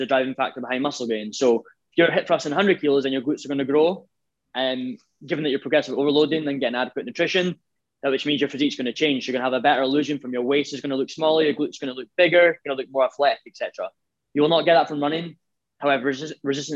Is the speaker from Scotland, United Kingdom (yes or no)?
yes; Scotland, United Kingdom